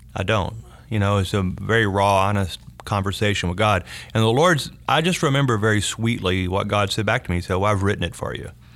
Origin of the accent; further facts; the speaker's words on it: North Louisiana, United States; moved away as an adult; also born or lived in Shreveport / Dallas-Fort Worth; I grew up in North Louisiana